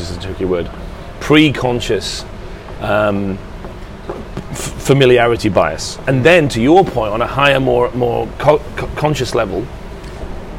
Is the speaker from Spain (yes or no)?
no; England, United Kingdom; I feel good about being English.